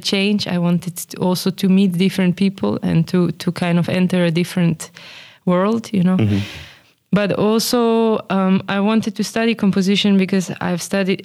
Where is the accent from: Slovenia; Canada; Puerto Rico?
Slovenia; moved away as an adult; also born or lived in Groningen; now in Amsterdam, Netherlands; I come from Slovenia